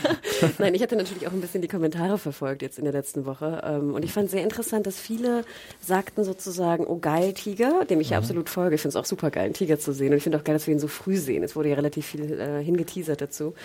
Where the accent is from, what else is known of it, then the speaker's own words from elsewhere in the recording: the North, Northern Germany, Germany; ich komme irgendwie aus dem Norden